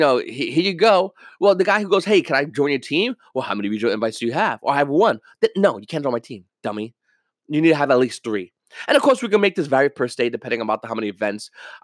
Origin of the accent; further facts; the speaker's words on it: New York, United States; I mean, I'm from New York. I like the Yankees.